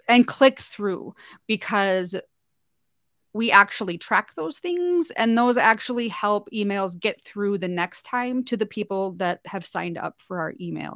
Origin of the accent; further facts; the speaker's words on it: North Dakota, United States; moved away as an adult; I'm from North Dakota originally. That's where I live now.